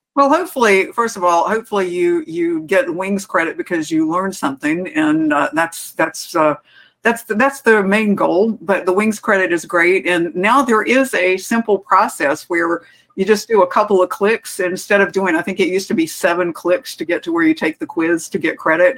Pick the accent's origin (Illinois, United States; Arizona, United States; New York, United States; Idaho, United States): Arizona, United States; Phoenix; this is my hometown airport. It's Phoenix